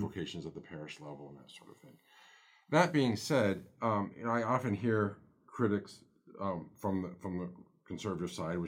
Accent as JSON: {"language": "English", "country": "United States", "said": "who we are as American Catholics"}